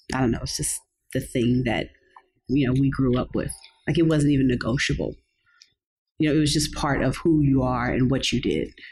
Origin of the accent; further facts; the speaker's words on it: Los Angeles, California, United States; I grew up here. I'm a native LA chick. I grew up in View Park, which was near Baldwin Hills